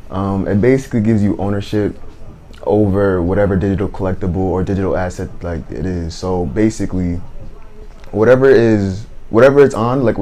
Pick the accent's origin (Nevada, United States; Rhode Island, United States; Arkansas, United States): Rhode Island, United States; Providence; I'm from Providence, Rhode Island.